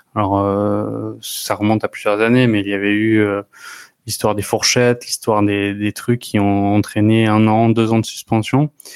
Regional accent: France; en tant que Français

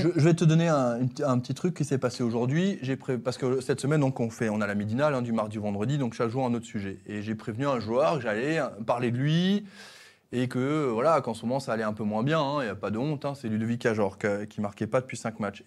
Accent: Alsace, Grand Est, France; chez nous en France, en Alsace

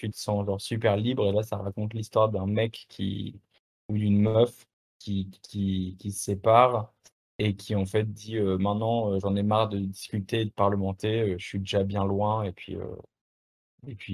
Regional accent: France; accent: French; Ouais, je suis français, bah, j'ai un accent français et puis it's like that, tu vois.

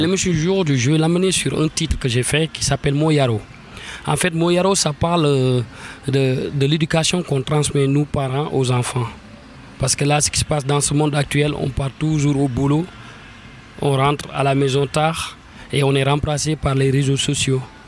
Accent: Senegal; moved away as an adult; also born or lived in Saint-Étienne / Lyon / Rouen / Paris; now in France; la musique qui a bercé mon enfance au Sénégal

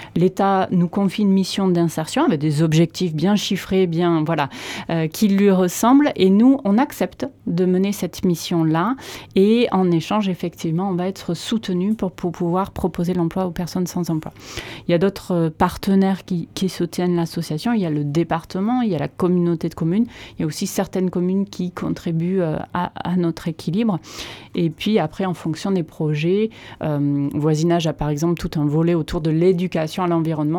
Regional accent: Landes, Nouvelle-Aquitaine, France; also born or lived in Chalosse; je suis landaise

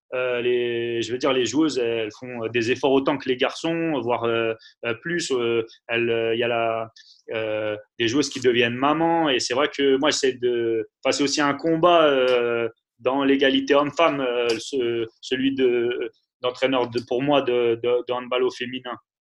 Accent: Paris, Île-de-France, France; Moi, je suis parisien

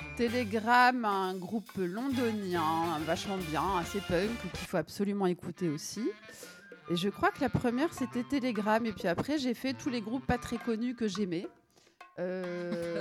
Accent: Hauts-de-France, France; Je suis une ch'ti

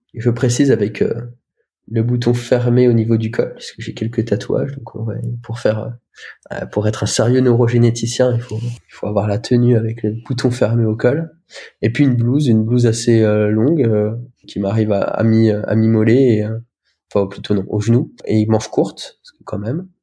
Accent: Lorraine, Grand Est, France; moved away as an adult; also born or lived in Romania; now in Caen, France; j'avais fait des stages dans les dans le, coran CHR près de chez moi, en Lorraine

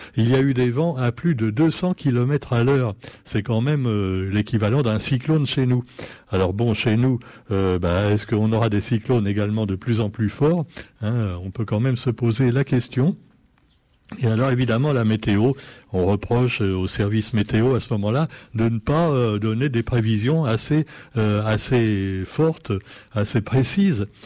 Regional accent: Réunion; chez nous, à La Réunion

